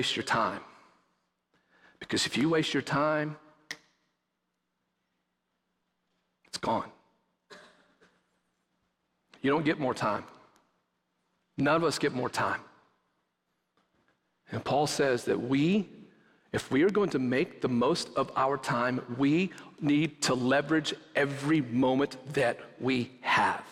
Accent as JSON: {"language": "English", "region": "West Texas", "country": "United States", "tie": "born or raised there", "moved": "yes", "said": "growing up in West Texas"}